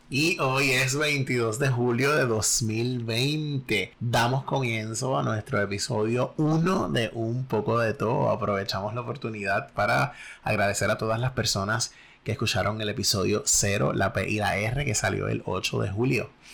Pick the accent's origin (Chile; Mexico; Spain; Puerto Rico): Puerto Rico; somos puertorriqueños